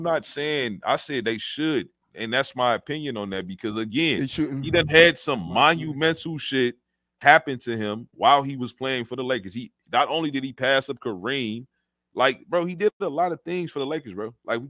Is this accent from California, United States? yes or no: no; Chicago, Illinois, United States; I'm from Chicago.